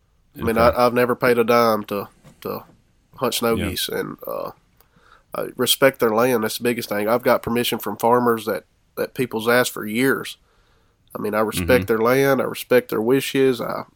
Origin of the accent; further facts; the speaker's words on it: Florence, Alabama, United States; now in Quitman County, Mississippi, United States; growing up in Northwest Alabama